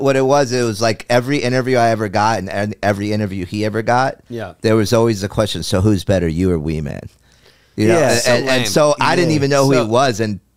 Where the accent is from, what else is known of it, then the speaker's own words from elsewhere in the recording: New Jersey, United States; I was from Jersey